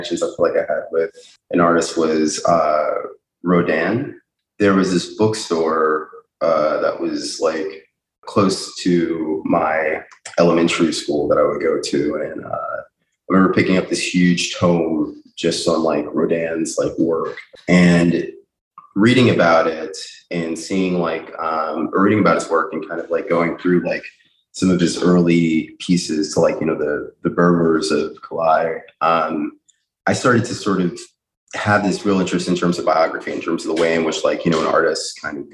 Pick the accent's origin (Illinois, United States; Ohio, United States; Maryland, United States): Illinois, United States; Chicago; now in New York City, United States; growing up in Chicago, in Hyde Park